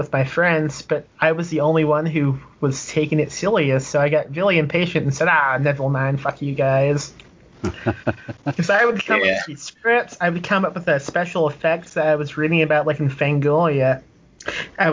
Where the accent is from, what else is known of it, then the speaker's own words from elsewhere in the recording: Indiana, United States; I'm from Indiana